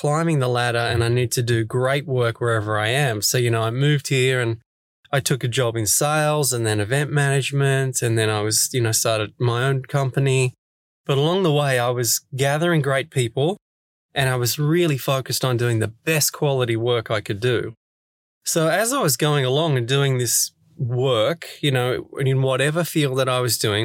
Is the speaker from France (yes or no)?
no; Sydney, New South Wales, Australia; moved away as an adult; now in Stockholm, Sweden; I'm originally from Sydney, Australia